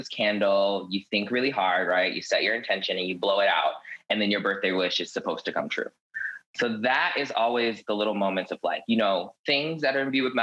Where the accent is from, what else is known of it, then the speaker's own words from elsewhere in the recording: the South, United States; I was raised in the South, which traditionally, like, you know, very religious